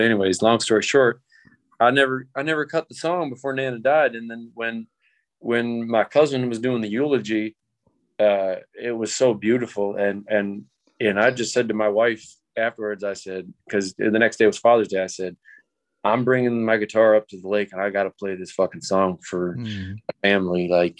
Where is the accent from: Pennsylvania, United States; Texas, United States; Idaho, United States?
Pennsylvania, United States; I'm from Pennsylvania, but I always have this like drawly thing that I do.